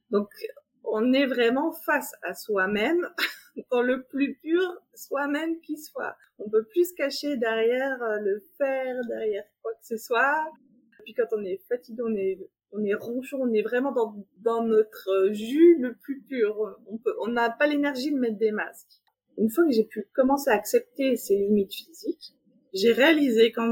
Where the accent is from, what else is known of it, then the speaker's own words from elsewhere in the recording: Geneva, Switzerland; je suis euh, de Genève, j'ai trois enfants